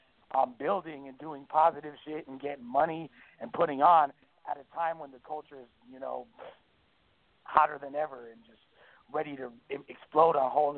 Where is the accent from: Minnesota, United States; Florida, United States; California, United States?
California, United States; Los Angeles; I grew up in Hollywood.